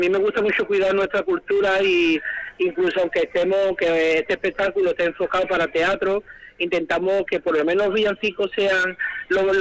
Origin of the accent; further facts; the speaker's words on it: Jerez de la Frontera, Andalusia, Spain; la gente que viene a mi pueblo